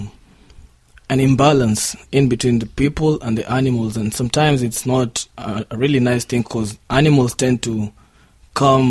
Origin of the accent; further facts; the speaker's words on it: Kenya; I'm from Kenya